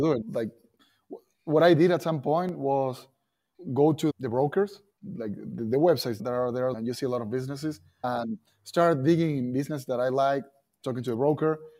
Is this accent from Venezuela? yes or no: no; Argentina; English is a second language; moved away as an adult; now in United States; I come from Argentina. We play soccer. We speak another language.